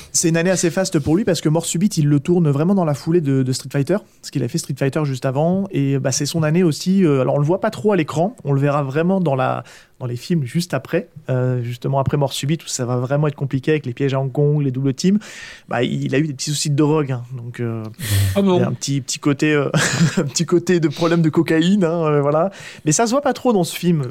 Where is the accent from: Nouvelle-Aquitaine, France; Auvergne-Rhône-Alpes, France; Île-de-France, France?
Nouvelle-Aquitaine, France; Charente-Maritime; moved away; mon retour sur, le, sur ma région natale, qui est la Charente-Maritime